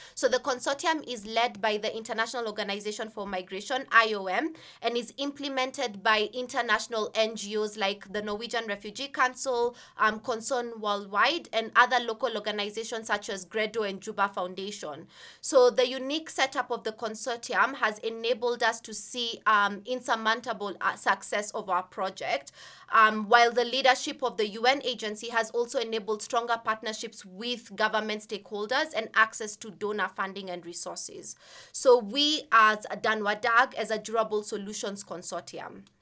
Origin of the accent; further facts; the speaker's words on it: Kenya; I, I am Kenyan, so I'm, I'm from Kenya. And growing up, um, as a Kenyan woman